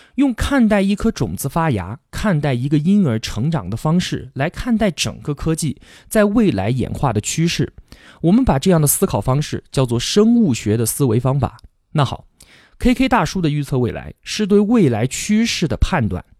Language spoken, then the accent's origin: Chinese; China; 用我们中国人的话来说